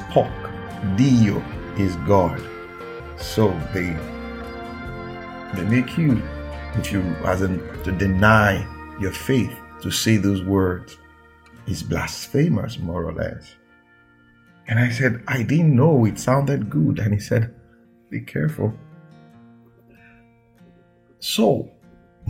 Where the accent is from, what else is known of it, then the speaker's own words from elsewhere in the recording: Nigeria; I'm a Nigerian